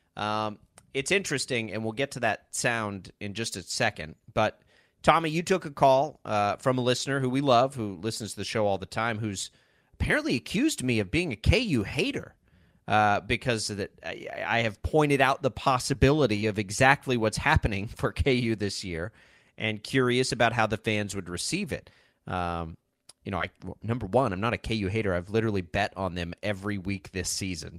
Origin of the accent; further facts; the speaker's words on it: Texas Panhandle, United States; now in Kansas, United States; I grew up in the Texas Panhandle